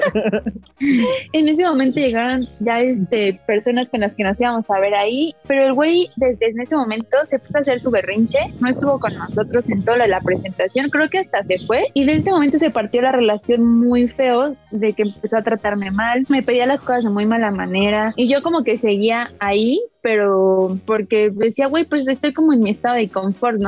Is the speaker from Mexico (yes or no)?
yes; Mexico City, Mexico; nací y en vivo en la Ciudad de México